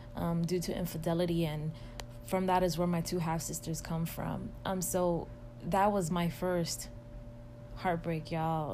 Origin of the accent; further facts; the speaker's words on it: New York City, New York, United States; moved away as an adult; now in Atlanta, United States; I am originally from Washington Heights, and that is in the borough of Manhattan in New York City